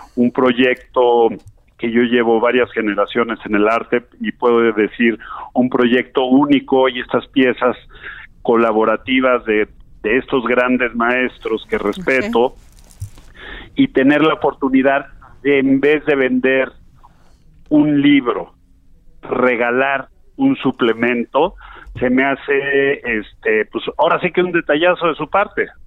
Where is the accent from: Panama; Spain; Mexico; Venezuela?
Mexico; nosotros como mexicanos